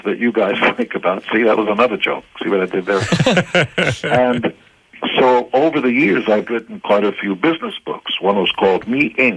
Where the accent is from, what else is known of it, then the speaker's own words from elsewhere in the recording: Israel; English is a second language; moved away; I wasn't born in the States or Canada. I come from Israel, and I had to learn how to speak English. English was my third or fourth language.